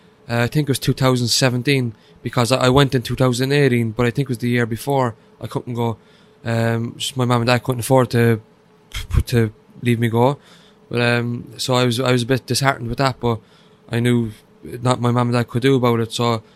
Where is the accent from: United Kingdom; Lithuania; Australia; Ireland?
Ireland; Cork, Munster; Yeah, the real capital. yeah, Cork is brilliant.